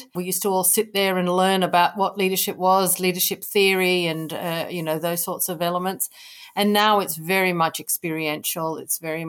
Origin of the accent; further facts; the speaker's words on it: Kenya; I grew up in Kenya